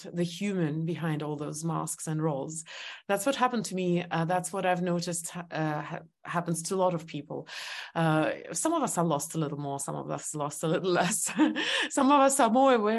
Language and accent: English; Estonia; English is a second language; moved away as an adult; also born or lived in New York; I was born in Soviet Union